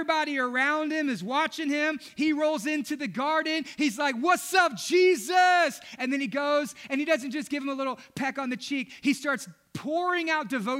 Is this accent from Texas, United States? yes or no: yes; Southeast Texas, United States; Growing up in Southeast Texas